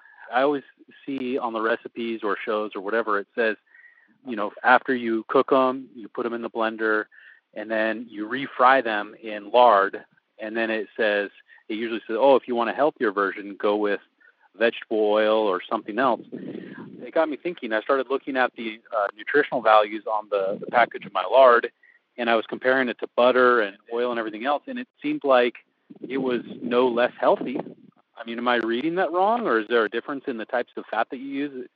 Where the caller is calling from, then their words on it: Fresno, California, United States; Fresno, California.